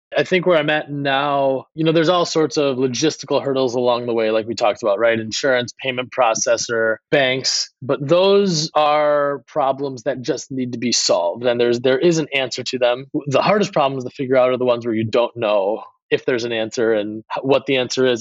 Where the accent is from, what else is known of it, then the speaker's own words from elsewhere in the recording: Milwaukee, Wisconsin, United States; I grew up in Milwaukee area in Wisconsin